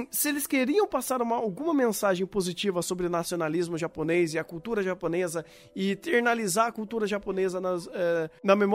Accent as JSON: {"language": "Portuguese", "country": "Brazil", "said": "Sou é, brasileiro."}